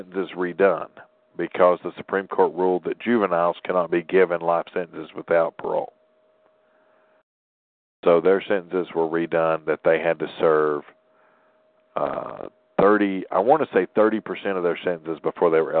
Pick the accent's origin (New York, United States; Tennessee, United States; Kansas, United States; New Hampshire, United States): Tennessee, United States; born or raised there